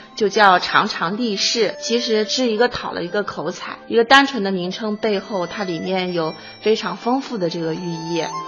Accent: Huizhou, Anhui, China; accent: Huizhou dialect; 比我们原先的徽州方言应该说发生了很大的变化。

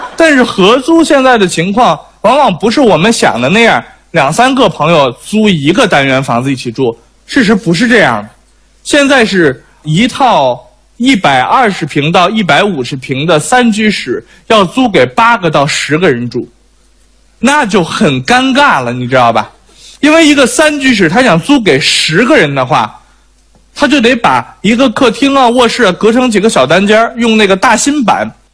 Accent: Beijing, China; 我是北京人，生在北京，但是我也租过房子

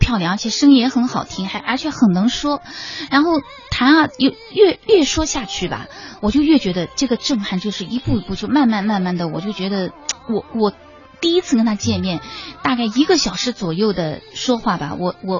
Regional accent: China; 我说我们中国人怎么能这样子？

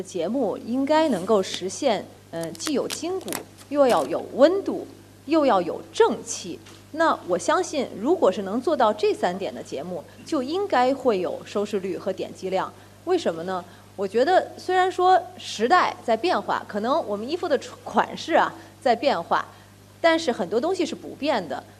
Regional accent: China; 那种爱国的热情，作为一个中国人的自豪油然而生。

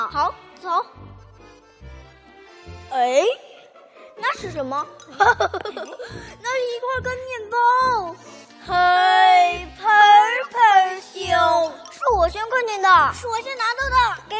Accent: Changchun, Jilin, China; 我们俩是一对可爱的双胞胎姐妹。我们来自吉林省长春市，今年六岁啦。

